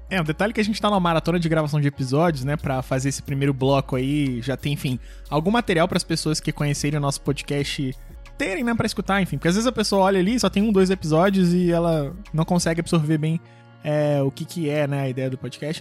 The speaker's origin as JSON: {"language": "Portuguese", "region": "Rio de Janeiro", "country": "Brazil", "tie": "born or raised there", "said": "quando eu era pequeno, eu estudava no Colégio Pedro II"}